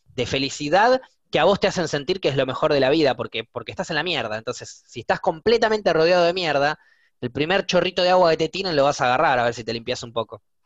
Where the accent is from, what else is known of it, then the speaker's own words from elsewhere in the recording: Buenos Aires, Argentina; soy de Buenos Aires